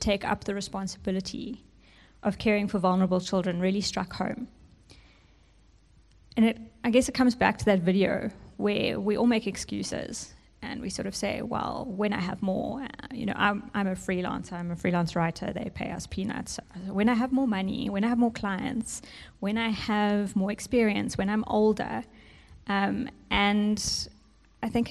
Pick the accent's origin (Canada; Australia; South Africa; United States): South Africa; first language English; growing up in South Africa, you become confronted with the reality